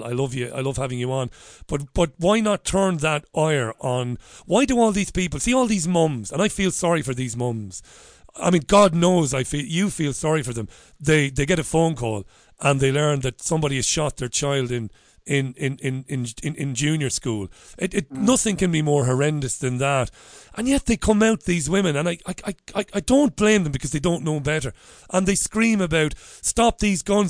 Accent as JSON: {"language": "English", "country": "Ireland", "said": "as an Irishman"}